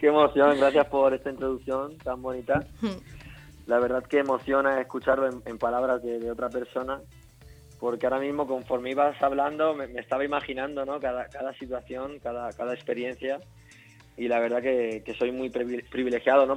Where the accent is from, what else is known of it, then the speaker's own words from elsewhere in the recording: Mallorca, Balearic Islands, Spain; moved away as an adult; now in Madrid, Spain; soy de Mallorca, me trasladé a Madrid hace 10 años